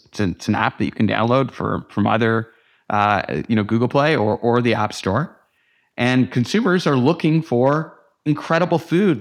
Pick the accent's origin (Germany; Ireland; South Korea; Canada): Canada; moved away as an adult; also born or lived in New York; as a Canadian living in America